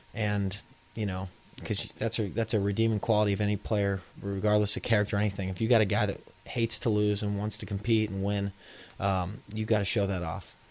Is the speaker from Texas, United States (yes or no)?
yes; Houston, Texas, United States; now in New Orleans, United States; I'm from Houston